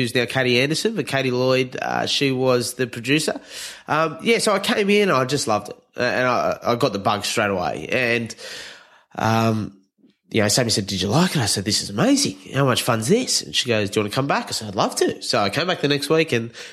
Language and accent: English; New Zealand; now in Australia; I'm a Kiwi, but living in a Mozzie.